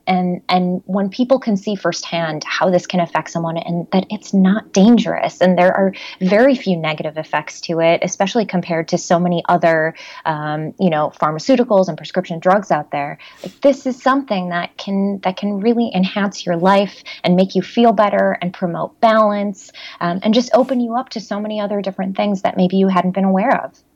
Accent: Chicago, Illinois, United States; I'm from Chicago, born and raised.

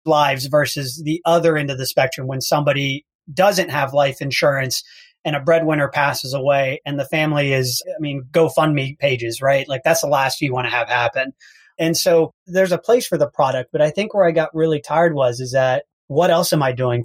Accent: Houston, Texas, United States; I'm from Houston, Texas.

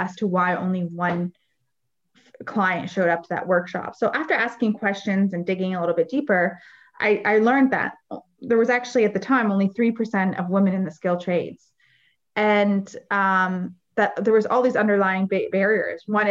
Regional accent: Windsor, Ontario, Canada; also born or lived in Lebanon; I'm from Windsor, Ontario, and we have a huge manufacturing sector.

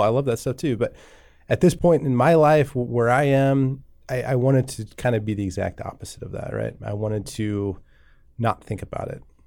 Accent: Columbus, Nebraska, United States; I grew up in Columbus, Nebraska, not too far from here

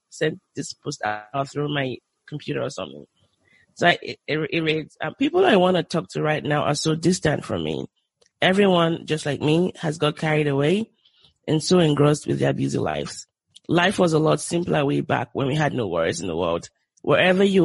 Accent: Southwest Nigeria, Nigeria; moved away as an adult; also born or lived in Lagos, Nigeria; now in United States; I grew up in the Southwest, but I was sent to the North

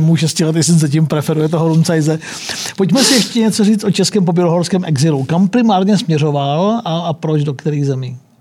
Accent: Czechia; Já jako rodák z Číny

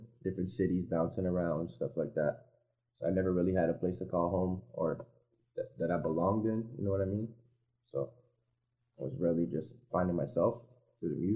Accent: Montreal, Quebec, Canada; also born or lived in Timmins, Ontario; now in Sudbury, Canada; I ended up moving up to Montreal with my mother, where I was raised

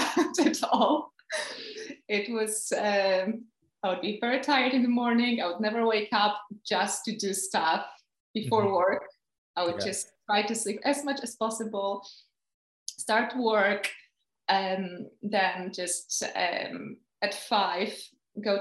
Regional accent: Poland; moved away as an adult; now in United Kingdom; I'm from Poland, but I've been living in UK since probably over 8 years

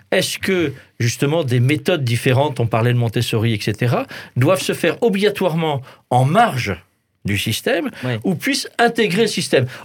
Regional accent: Alsace, Grand Est, France; je suis alsacien.

